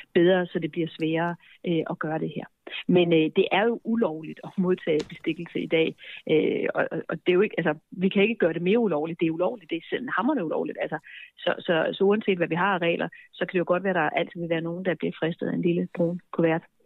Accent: Denmark; vi danskere

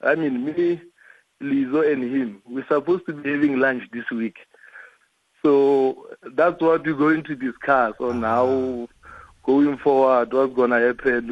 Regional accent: Limpopo, South Africa; moved away; a boy from Limpopo

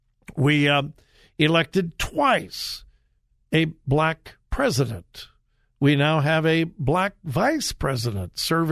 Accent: Compton, California, United States; I'm from Southern California, lived not far from the Watts riots. If you're not old enough to remember the Watts riots, I hope you have studied them in your history classes. I lived not far from there, graduated from high school in Compton, California.

